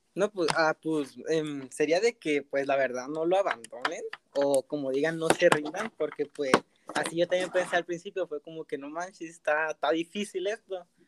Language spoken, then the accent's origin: Spanish; Tijuana, Baja California, Mexico; soy del estado de Baja California, eh, del municipio de Tijuana